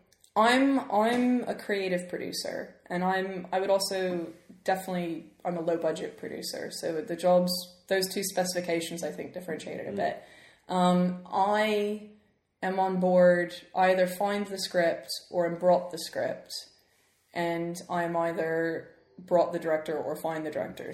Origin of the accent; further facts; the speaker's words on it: Memphis, Tennessee, United States; moved away as an adult; now in United Kingdom; I grew up in Memphis, Tennessee